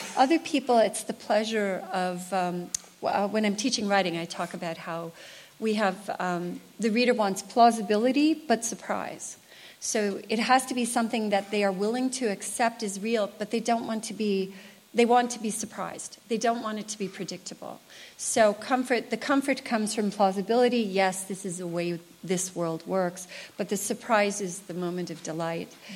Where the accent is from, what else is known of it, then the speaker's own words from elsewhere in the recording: United States; as an American writer